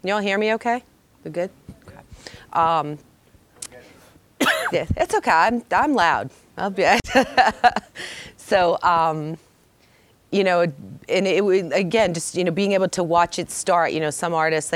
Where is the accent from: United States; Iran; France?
United States; Dedham, Massachusetts; I'm from Massachusetts, born, raised, went all the way from Dedham to Boston College, a whole 30 minutes away